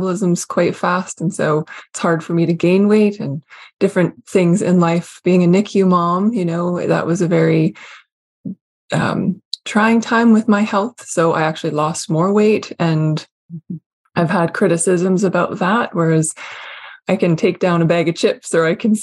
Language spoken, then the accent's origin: English; Canada; also born or lived in Vancouver; I am Canadian through and through, with a lot of old country heritage. I still am in Canada